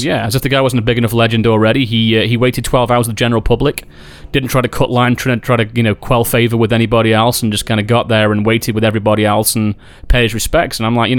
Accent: Stoke-on-Trent, West Midlands, United Kingdom; my hometown of Stoke-on-Trent

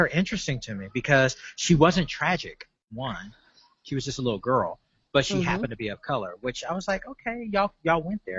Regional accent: Louisiana, United States; I grew up in Louisiana.

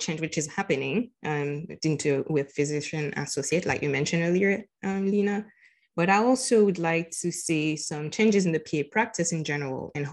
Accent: Haiti; moved away as an adult; now in Florida, United States; I am originally from Haiti. I was born and raised in Haiti. I moved to Florida in about 14 years ago

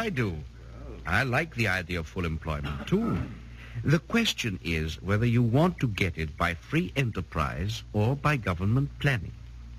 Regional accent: Vienna, Austria; English is a second language; moved away as an adult; also born or lived in United States / England; now in United Kingdom; I was born in Austria and lived in Vienna until 1931. Since then, I've spent my time in the United States and in England, and am now a British citizen.

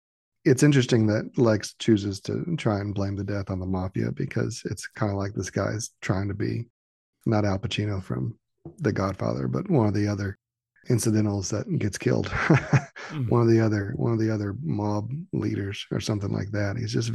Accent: Kansas, United States; I'm from Kansas, but, you know, I guess there's some heavy hitters in Kansas too, right?

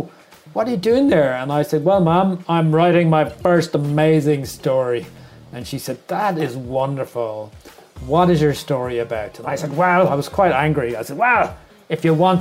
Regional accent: Wexford, Leinster, Ireland; now in Dublin, Ireland; I am from a small town called Wexford

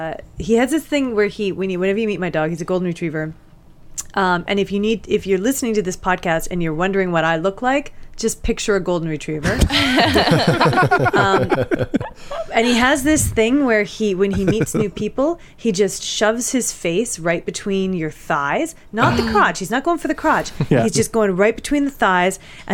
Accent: Vancouver, British Columbia, Canada; moved away as an adult; also born or lived in Toronto; Born and raised in Vancouver. Nice. Cut my comedy chops in Vancouver and then moved to Toronto

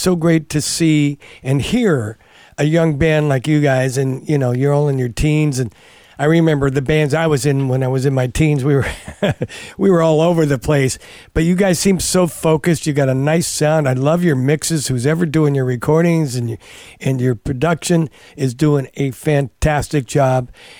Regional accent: Novato, California, United States; So I was also telling Bastion, I grew up in Novato when I was a young kid, but that's a long time ago.

